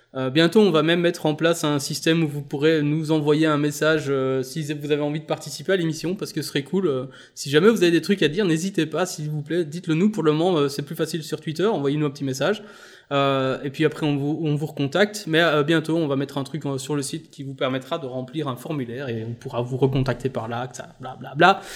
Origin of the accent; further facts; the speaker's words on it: Belgium; je suis belge